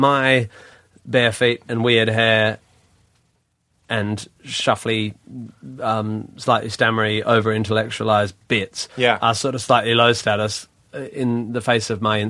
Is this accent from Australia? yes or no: yes; Australia; I'm from Australia